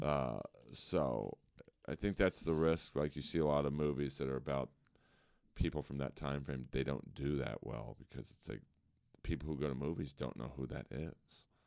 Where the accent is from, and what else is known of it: Los Angeles, California, United States; born or raised there